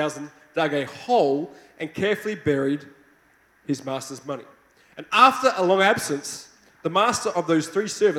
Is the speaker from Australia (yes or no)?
yes; Australia; accent: Australian; I hope you like my Australian accent